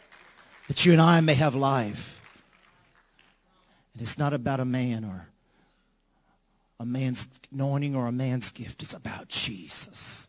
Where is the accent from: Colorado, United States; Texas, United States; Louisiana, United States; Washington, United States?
Louisiana, United States; we're from Louisiana